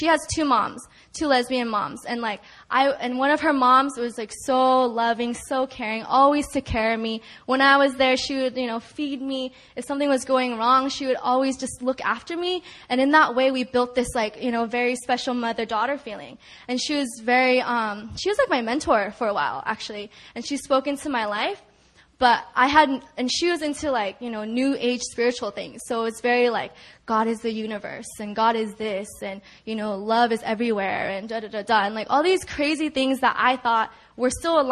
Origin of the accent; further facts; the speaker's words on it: California, United States; moved away as an adult; also born or lived in New York; when I went away for college in New York, I'm from California